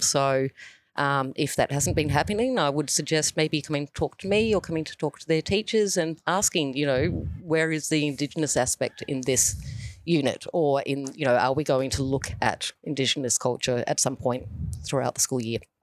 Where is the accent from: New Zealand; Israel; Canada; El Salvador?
New Zealand; now in Australia; I grew up in New Zealand